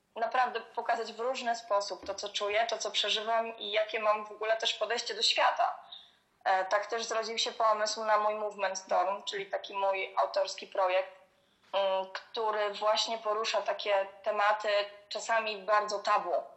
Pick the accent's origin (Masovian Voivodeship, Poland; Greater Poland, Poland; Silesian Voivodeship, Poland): Greater Poland, Poland; Poznań; moved away as an adult; now in Gniezno, Poland; pochodzę z dużego miasta, e, właśnie pochodzę z Poznania.